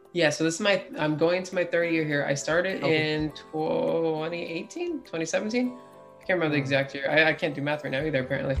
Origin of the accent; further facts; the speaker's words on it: Florida, United States; also born or lived in Philadelphia, Pennsylvania / Boca Raton, Florida / Deerfield Beach, Florida / Melbourne, Florida; I only stayed there until I was about five years old, where I moved to South Florida, Boca and Deerfield area, and I was there until about 13